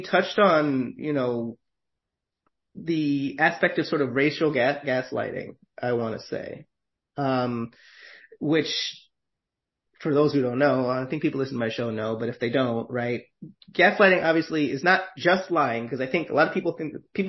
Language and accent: English; New York, United States; as a New Yorker